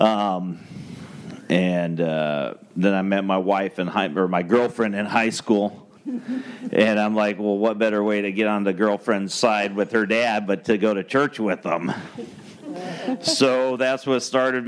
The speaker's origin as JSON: {"language": "English", "town": "Phoenix", "region": "Arizona", "country": "United States", "tie": "born or raised there", "moved": "yes", "said": "We're originally from Phoenix, Arizona. Both of us were actually born and raised there as natives in the desert"}